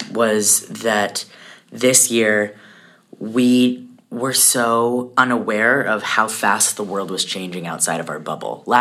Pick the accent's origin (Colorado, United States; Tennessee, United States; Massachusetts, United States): Colorado, United States; I am from Colorado.